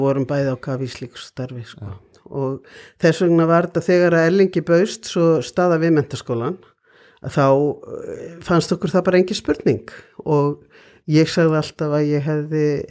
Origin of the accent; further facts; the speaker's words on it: Reykjavík, Capital Region, Iceland; also born or lived in Ísafjörður / Akureyri; ég er alveg upp í Reykjavík